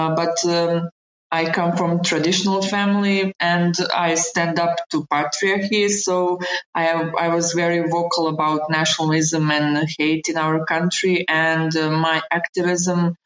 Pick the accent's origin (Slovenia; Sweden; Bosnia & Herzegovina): Bosnia & Herzegovina; moved away as an adult; also born or lived in Sarajevo; fleeing my my hometown where I lived for 37 years